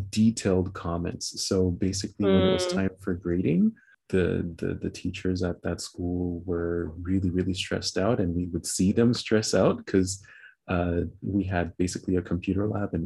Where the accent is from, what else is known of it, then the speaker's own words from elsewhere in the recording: New York City, New York, United States; now in Canada; my family moved there, and I grew up in Brooklyn in New York